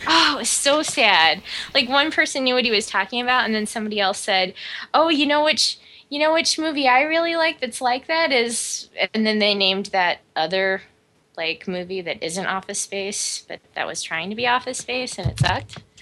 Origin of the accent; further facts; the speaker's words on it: Omaha, Nebraska, United States; We grew up in Omaha, fucking Nebraska